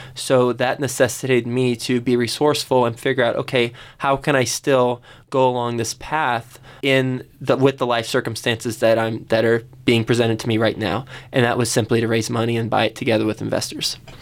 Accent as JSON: {"language": "English", "town": "Fort Worth", "region": "Texas", "country": "United States", "tie": "born or raised there", "said": "I grew up in Fort Worth, Texas"}